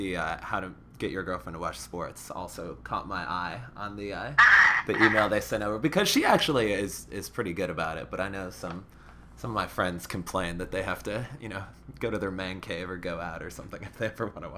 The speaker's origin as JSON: {"language": "English", "town": "Skokie", "region": "Illinois", "country": "United States", "tie": "born or raised there", "said": "I grew up in Skokie, so technically a suburb, but I feel like it borders Chicago, so I can just say Chicago and get away with it."}